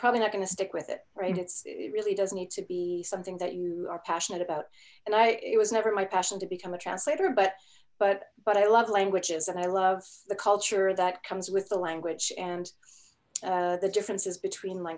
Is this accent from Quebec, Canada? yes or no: yes; Quebec, Canada; first language German; English is a second language; I was born in Canada, but more specifically in Quebec.